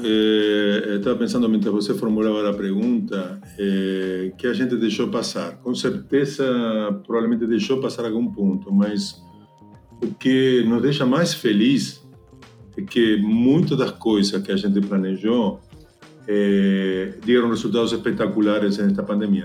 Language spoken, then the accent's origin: Portuguese; Argentina; Portuguese is a second language; moved away as an adult; now in Brazil; Eu sou argentino, então desculpa pelo sotaque. Eu levo aqui mais de 15 anos na, no Brasil.